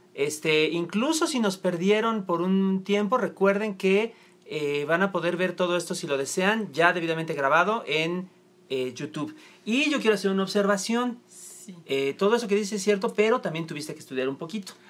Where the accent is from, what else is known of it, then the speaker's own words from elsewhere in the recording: Toluca, State of Mexico, Mexico; moved away; Toluca, mi tierra natal.